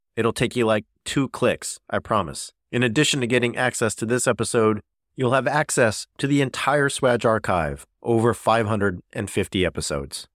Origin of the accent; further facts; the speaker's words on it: Southern California, United States; I grew up in Southern California